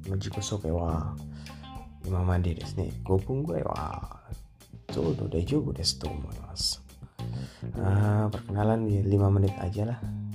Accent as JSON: {"language": "Indonesian", "country": "Indonesia", "said": "Saya …, Indonesia Jing Des. Orang Indonesia, Indonesia Karakimasta. Saya dari Indonesia, Nihongo ga daisuki des, Saya suka bahasa Jepang."}